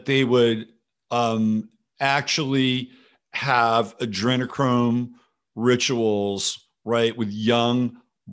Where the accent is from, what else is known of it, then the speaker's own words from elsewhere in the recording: California, United States; I lived there, man. I grew up in California